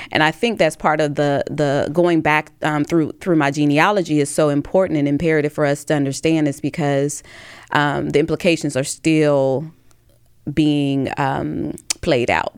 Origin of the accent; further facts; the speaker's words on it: Tuscaloosa, Alabama, United States; I'm from Tuscaloosa, Alabama, which is in Hale County.